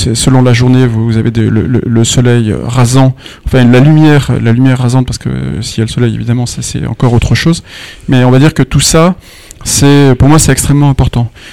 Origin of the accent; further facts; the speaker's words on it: Nîmes-Uzès area, Gard, Occitania, France; je viens de, la région de Nîmes-Uzès. Donc je suis un, un, gardois du soleil